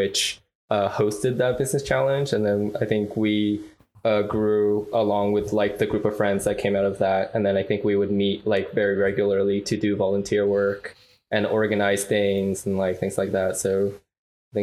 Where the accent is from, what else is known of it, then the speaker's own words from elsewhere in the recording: Toronto, Ontario, Canada; moved away as an adult; also born or lived in China; now in Seattle, United States; I am originally also from Toronto. I actually was born in China, but I moved there when I was 7, and I grew up in Toronto basically all of my life